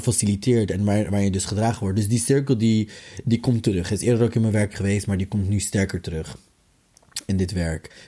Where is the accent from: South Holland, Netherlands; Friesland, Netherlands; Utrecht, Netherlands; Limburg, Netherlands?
South Holland, Netherlands; The Hague; geboren en getogen in Den Haag